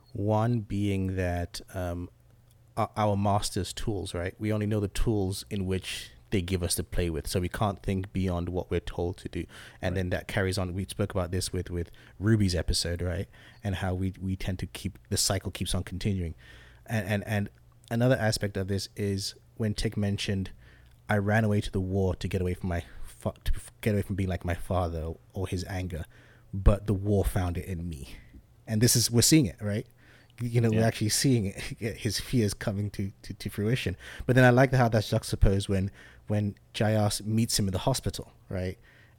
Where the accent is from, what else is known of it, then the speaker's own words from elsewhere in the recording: England, United Kingdom; also born or lived in Zambia; now in United States; I was born in Zambia in Southern Africa, moved to England when I was younger and came to America.